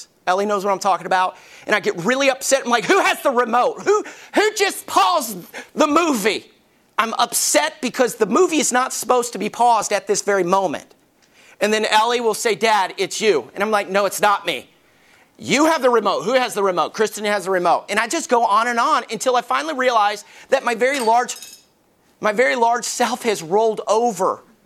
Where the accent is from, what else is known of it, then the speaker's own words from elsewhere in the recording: Alabama, United States; I grew up in Alabama and my closest friend was Bubba.